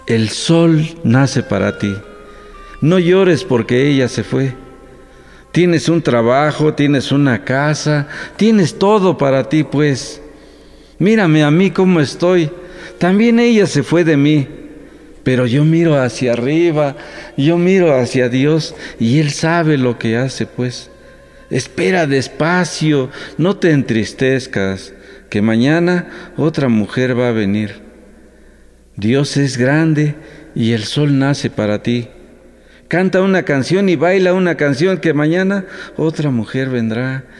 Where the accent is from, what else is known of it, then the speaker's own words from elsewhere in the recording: Santa Catarina Ticuá, Oaxaca, Mexico; first language Mixtec; Spanish is a second language; moved away; mi Santa Catarina Ticuá, mi pueblo querido que recuerdo con mucho cariño